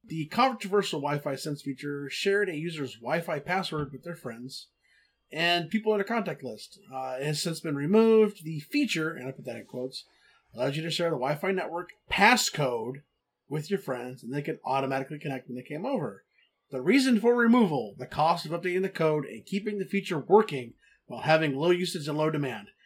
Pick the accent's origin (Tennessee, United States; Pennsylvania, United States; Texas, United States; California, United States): Texas, United States; I'm from Texas